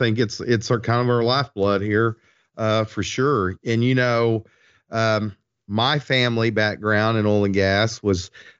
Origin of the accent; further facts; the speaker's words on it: Lindsay, Oklahoma, United States; ended up next to my hometown in Lindsay, Oklahoma.